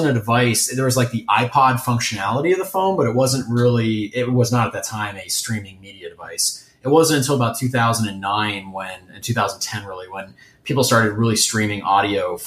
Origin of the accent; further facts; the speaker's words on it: Ohio, United States; moved away as an adult; also born or lived in Rhode Island; now in Detroit, United States; I'm from Ohio, just a state just south of Michigan